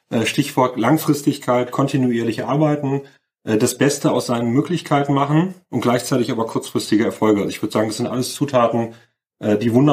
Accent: Cologne, North Rhine-Westphalia, Germany; Ich bin äh, aufgewachsen, groß geworden in Köln

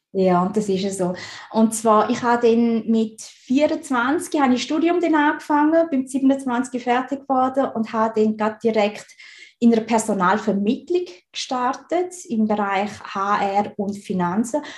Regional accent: Switzerland; ich bin in der Schweiz geboren und aufgewachsen

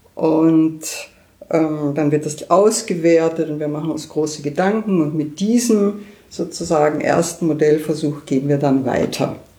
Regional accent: Austria; now in Berlin, Germany; als Österreicherin

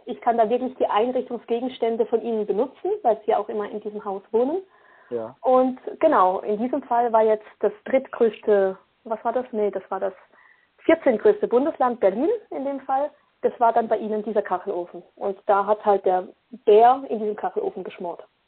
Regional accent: Basel, Basel-Stadt, Switzerland; Ich bin in der Schweiz geboren, in Basel

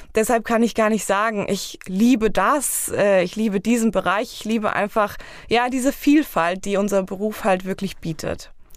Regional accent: Eringshausen, Hesse, Germany; für mein Heimatdorf. Und zwar gibt es bei uns in Eringshausen

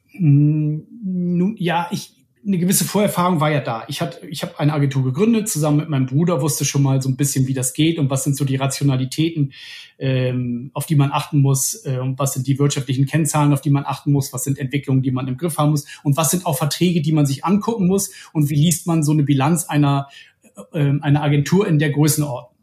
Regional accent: Bremen, Germany; moved away as an adult; also born or lived in Ruhr area; now in Hamburg, Germany; ich komme ursprünglich aus Bremen

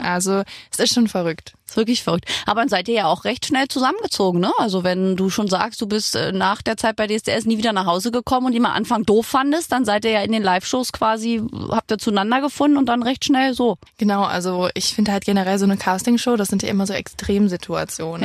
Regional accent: Remscheid, North Rhine-Westphalia, Germany; also born or lived in Saarland; ich komme aus Remscheid

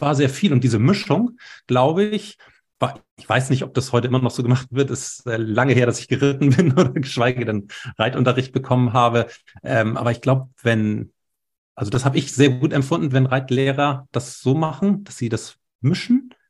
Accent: Hamburg, Germany; also born or lived in Baltic Sea coast; ich bin ja in Hamburg geboren und wir leben hier an der Ostsee.

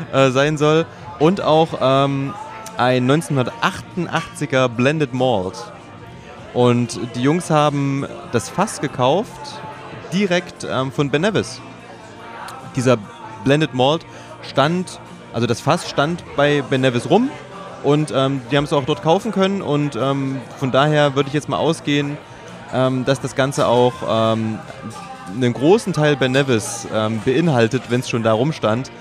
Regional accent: Thuringia, Germany; moved away; ich bin ja Thüringer, wir waren in Thüringen

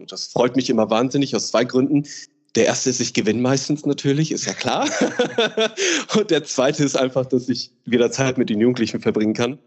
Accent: Ruhr area, North Rhine-Westphalia, Germany; ich fühle mich am wohlsten natürlich im Ruhrgebiet, da ich aus dem Ruhrgebiet komme und das einfach meine Wurzel und meine Heimat ist

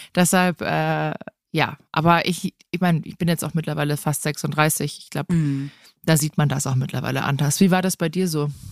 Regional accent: Rottach-Egern, Bavaria, Germany; ich bin hier am Tegernsee groß geworden, in Rottach-Egern

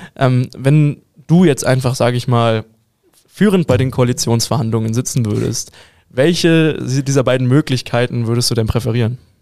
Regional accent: Hamburg, Germany; also born or lived in Bavaria; now in Munich, Germany; Ich als Hamburger

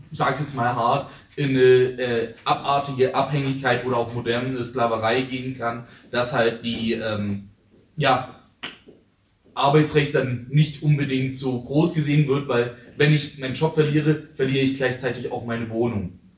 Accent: Ulm, Baden-Württemberg, Germany; ich selber arbeite bei der IGBCE, aber gerade eigentlich in Regensburg, aber meine Heimat ist hier in Ulm, deswegen ich trotzdem auch hier bin.

